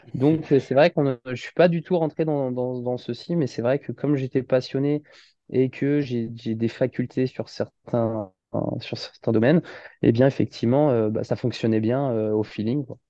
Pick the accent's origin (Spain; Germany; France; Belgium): France; Saint-Nazaire, Pays de la Loire; also born or lived in Nantes / Paris / Dinard / Rennes; je suis de Nantes à la base et j'ai grandi à Saint-Nazaire depuis pratiquement 25, même pratiquement 26 ans.